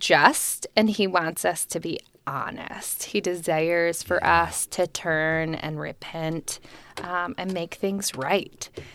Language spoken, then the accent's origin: English; New Jersey, United States; I grew up in New Jersey, for those of you that don't know. So yeah. I don't sound like it, but that's okay.